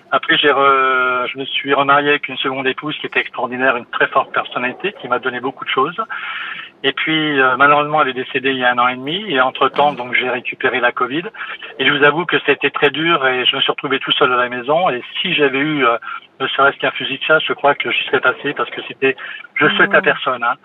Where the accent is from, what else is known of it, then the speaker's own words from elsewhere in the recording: Metz, Grand Est, France; also born or lived in Montpellier; je suis de l'Est, du côté de la région Messine